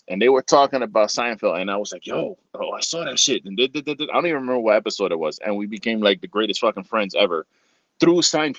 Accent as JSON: {"language": "English", "town": "New York City", "region": "New York", "country": "United States", "tie": "born or raised there", "said": "So obviously … I was born in the Bronx. I lived on Colgate Avenue and Westchester Avenue."}